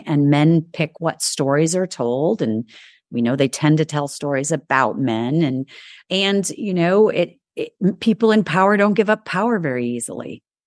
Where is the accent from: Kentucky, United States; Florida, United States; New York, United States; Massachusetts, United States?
New York, United States; moved away; also born or lived in the South; I'm a New Yorker